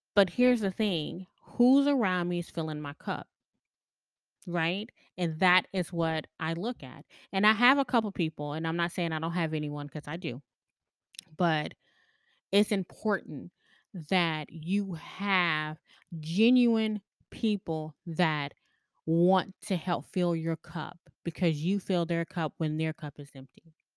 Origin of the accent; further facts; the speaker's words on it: the South, United States; I grew up in the South